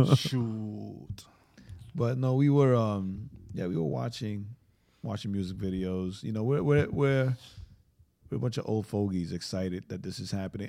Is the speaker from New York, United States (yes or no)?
yes; New York, United States; I'm from New York